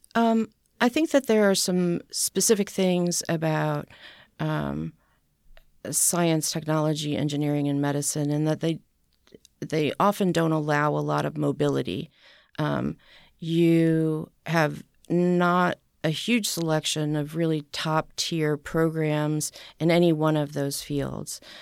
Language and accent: English; New Hampshire, United States; born or raised there; also born or lived in Boston, Massachusetts / St. Louis, Missouri / Philadelphia / Pittsburgh; now in Nashville, United States